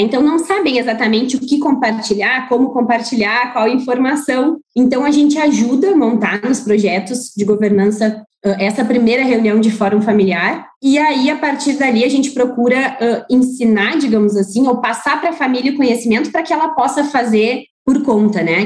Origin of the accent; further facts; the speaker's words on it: Porto Alegre, Rio Grande do Sul, Brazil; moved away as an adult; now in Cuiabá, Brazil; Eu sou gaúcha, natural de Porto Alegre